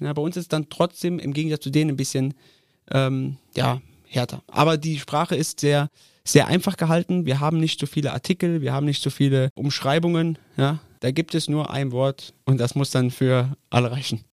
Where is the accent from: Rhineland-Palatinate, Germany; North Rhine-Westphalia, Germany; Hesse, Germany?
Rhineland-Palatinate, Germany; Koblenz; Mein Vater ist ein Koblenzer Schengel, ich bin ein Koblenzer Schengel, mein Sohn ist ein Koblenzer Schengel.